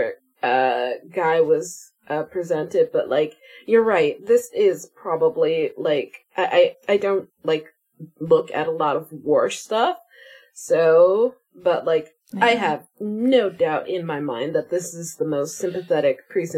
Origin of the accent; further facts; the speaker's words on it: United States; Including Danielle and I are American.